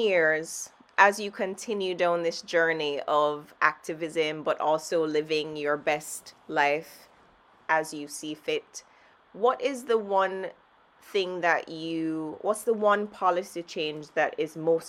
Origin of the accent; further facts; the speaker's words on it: Jamaica; I'm from Jamaica